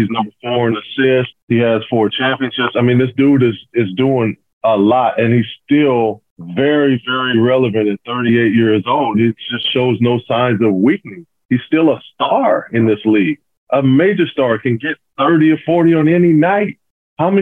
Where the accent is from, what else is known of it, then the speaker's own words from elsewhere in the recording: Pasadena, California, United States; When I was a kid, it was Michael Cooper. I grew up in Michael Cooper's basketball camps. We're all from Pasadena